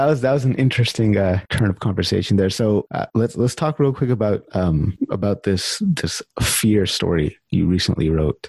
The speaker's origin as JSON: {"language": "English", "region": "California", "country": "United States", "tie": "born or raised there", "moved": "as an adult", "lives_now": "Canada"}